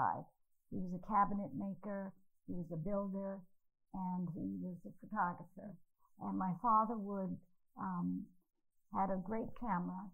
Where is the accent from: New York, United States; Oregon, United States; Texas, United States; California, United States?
New York, United States; I was from New York